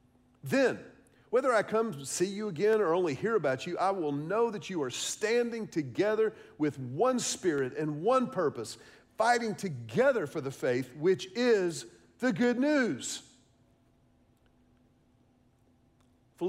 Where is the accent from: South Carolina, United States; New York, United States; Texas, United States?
Texas, United States; Houston; also born or lived in Austin, Texas; I grew up in Houston